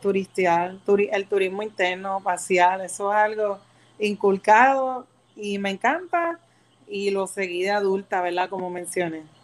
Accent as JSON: {"language": "Spanish", "town": "San Juan", "country": "Puerto Rico", "tie": "born or raised there", "said": "Soy de San Juan, nacida y criada"}